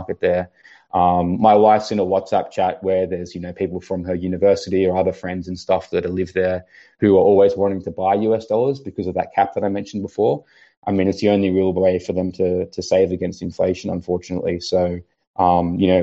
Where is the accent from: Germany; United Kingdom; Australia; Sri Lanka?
Australia; being Australian